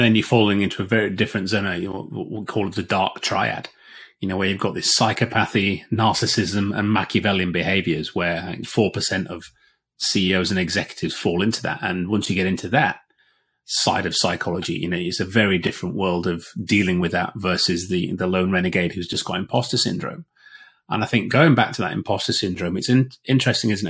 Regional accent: Yorkshire and the Humber, United Kingdom; I'm a Yorkshireman

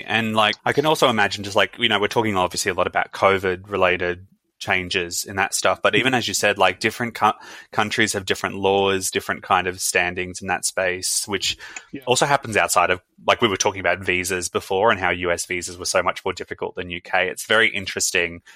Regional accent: Brisbane, Queensland, Australia; now in Melbourne, Australia; I'm from Brisbane

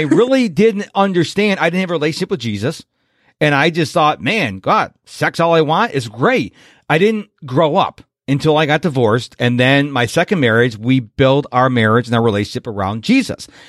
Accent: Rochester, New York, United States; I'm from New York, but I'm from the west side of New York in Rochester

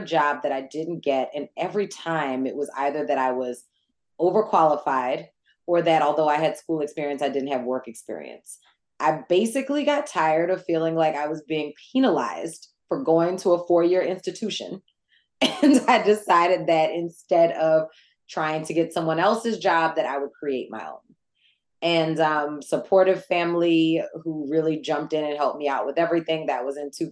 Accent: New Orleans, Louisiana, United States; also born or lived in New York; I'm from New Orleans, born and bred.

